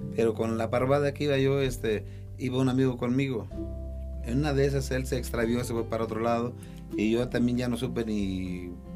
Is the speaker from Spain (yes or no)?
no; Cuernavaca, Morelos, Mexico; moved away as an adult; also born or lived in Riverside, California; Somos de Cuernavaca